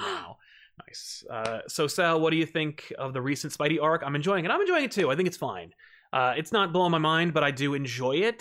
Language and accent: English; New Jersey, United States; I'm from Jersey